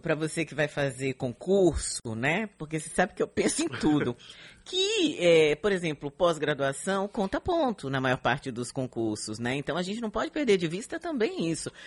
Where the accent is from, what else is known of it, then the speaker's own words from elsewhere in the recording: São Paulo, Brazil; now in Salvador, Brazil; eu morava na Zona Leste, eu sou da é Penha